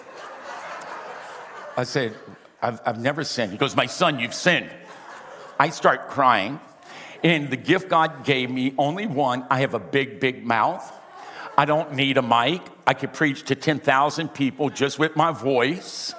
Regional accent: Louisiana, United States; first language English; also born or lived in Spain; We're from Louisiana

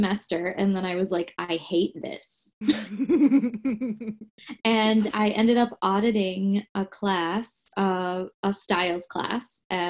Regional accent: Michigan, United States; moved away; also born or lived in Washington Heights, New York / New Jersey; I'm from Michigan originally. Uh-huh. So the Mitten State.

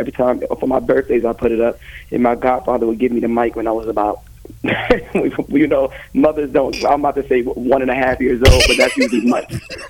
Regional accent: New York City, New York, United States; I'm from the Bronx, New York. I actually grew up there all my life.

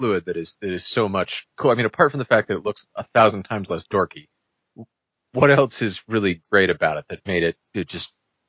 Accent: New England, United States; I'm from New England, so you know, I think New York jerk.

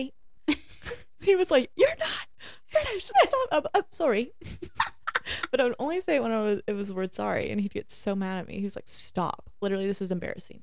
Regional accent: Richmond, Kentucky, United States; I've been from Richmond

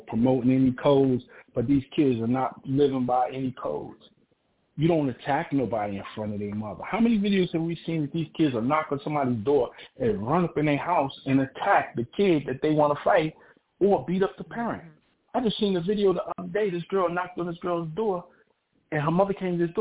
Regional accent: New York City, New York, United States; I grew up in East New York

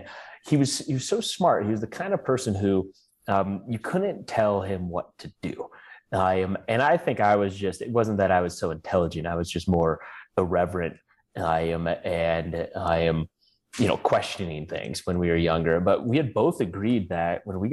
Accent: Blaine, Washington, United States; also born or lived in Vancouver, Canada; grew up in the U.S. in a small town called Blaine, Washington

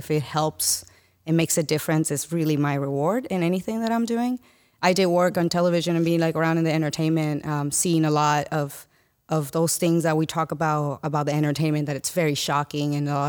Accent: Dominican Republic; I'm born and raised in Dominican Republic.

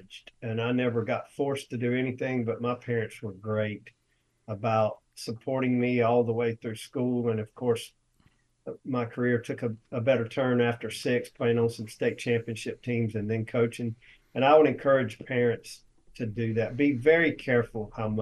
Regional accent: Cherryville, North Carolina, United States; I grew up in Cherville, North Carolina, which is the baseball capital of the world

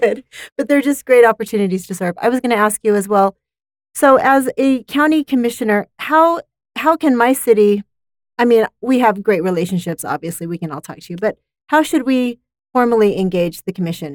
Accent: Provo, Utah, United States; I grew up in West Provo

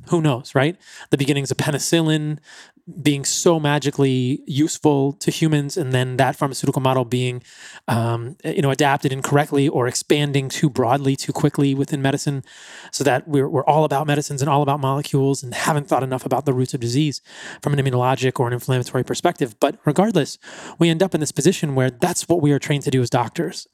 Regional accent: East Coast, United States; growing up on the East Coast. I grew up in the suburbs.

